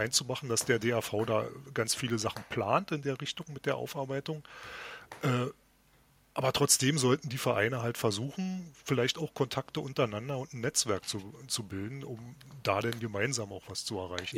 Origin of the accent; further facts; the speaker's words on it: East Germany, Germany; als Ostdeutscher